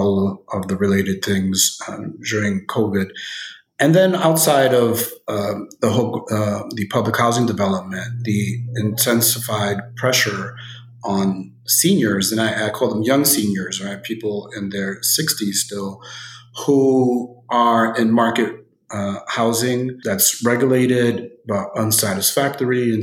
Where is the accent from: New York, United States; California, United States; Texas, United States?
New York, United States; New York City; I grew up in Bushwick